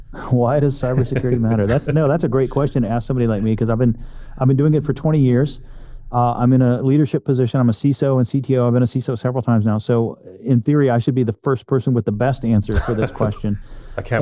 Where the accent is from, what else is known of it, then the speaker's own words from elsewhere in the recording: Texas, United States; I'm a Texan